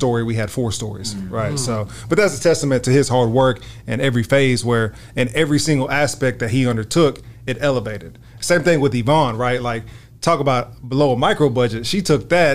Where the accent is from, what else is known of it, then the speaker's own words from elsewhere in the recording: Dallas, Texas, United States; I am from Dallas, Texas. I graduated from the illustrious Wilmer Hutchins High School